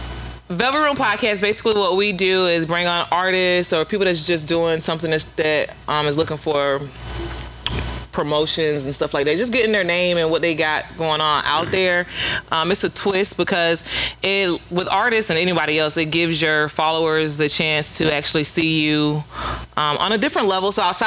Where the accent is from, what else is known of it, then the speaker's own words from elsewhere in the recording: Winter Park, Florida, United States; I'm from Winter Park, sometimes I say Orlando.